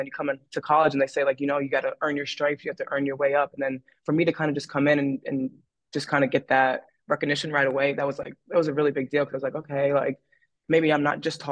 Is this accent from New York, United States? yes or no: no; Enfield, Connecticut, United States; I'm from Enfield, Connecticut, and I'm currently in my grad year at Quinnipiac University